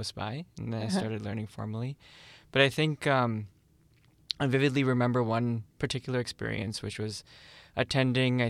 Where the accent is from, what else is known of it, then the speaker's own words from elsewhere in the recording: Chicago, Illinois, United States; also born or lived in Atlanta; From the ages of 5 to 10, I was learning from Smt Bindu Pathak mm-hmm. in Chicago. Then we moved from one suburb to another suburb